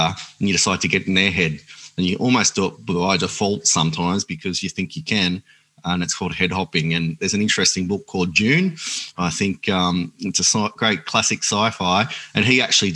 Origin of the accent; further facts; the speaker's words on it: Grafton, New South Wales, Australia; We used to live in the bush at a place called Bayougal near Grafton